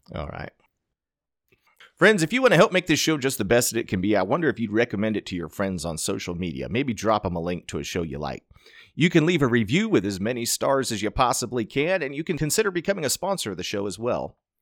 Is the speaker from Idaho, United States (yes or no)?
yes; Nampa, Idaho, United States; Snake River Stampede. Being my hometown rodeo